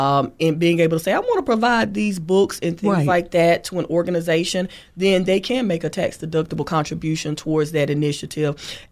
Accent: Thomasville, United States; To graduates of Thomasville High School, again, my hometown.

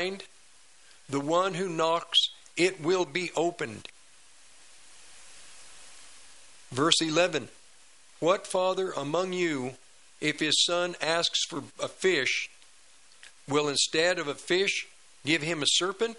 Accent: United States; I was born in America, not India, not Russia.

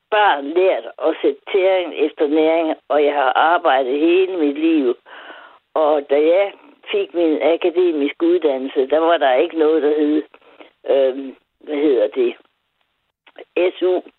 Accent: Aarhus, Central Denmark Region, Denmark; also born or lived in Vejle / Greenland; Jeg er fra Aarhus

